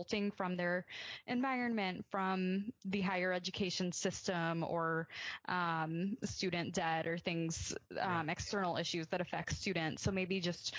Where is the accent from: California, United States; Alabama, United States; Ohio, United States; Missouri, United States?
Alabama, United States; Birmingham; I grew up in Birmingham, Alabama, a pretty conservative part of the country